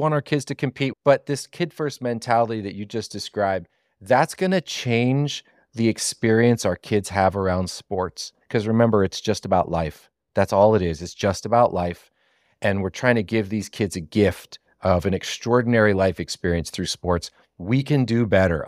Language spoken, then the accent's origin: English; Southeast Pennsylvania, United States; I'm from Southeast Pennsylvania